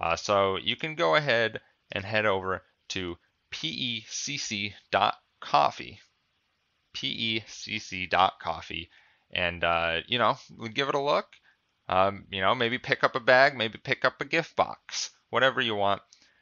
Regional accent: Seattle, Washington, United States; I get it, because we're from Seattle. Well, two of the people on the podcast are.

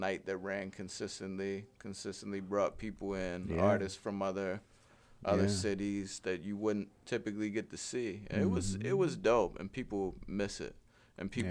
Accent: Frederick, Maryland, United States; moved away as an adult; now in Hagerstown, United States; I'm from Frederick

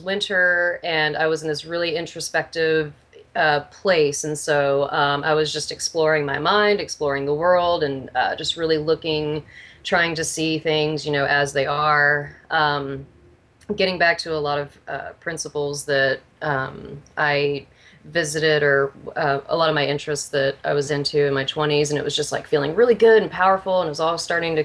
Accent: Houston, Texas, United States; moved away as an adult; also born or lived in Austin, Texas; now in Seattle, United States; I'm from Texas originally, though, from Houston

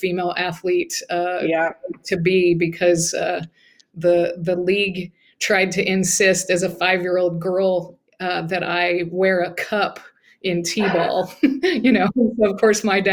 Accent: Muskogee, Oklahoma, United States; I grew up in Muscogee, Oklahoma, and, just a regular working class neighborhood with my grandparents about a block away from us

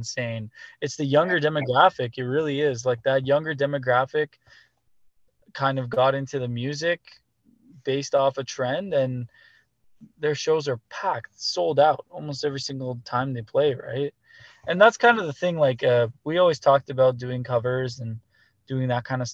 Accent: Canada; as a Canadian band

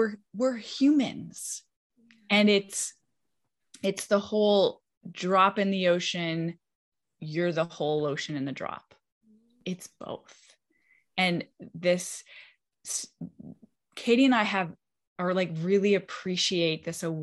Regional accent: Canada; now in West Palm Beach, United States; I grew up in Canada. I'm a Canadian.

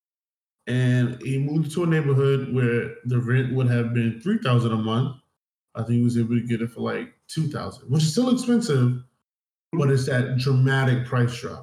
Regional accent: Brooklyn, New York, United States; being in Brooklyn, being from Brooklyn

